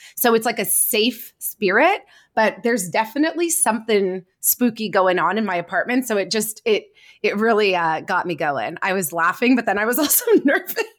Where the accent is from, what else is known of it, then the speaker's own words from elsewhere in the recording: Canada; I'm Canadian, so we are part of the Commonwealth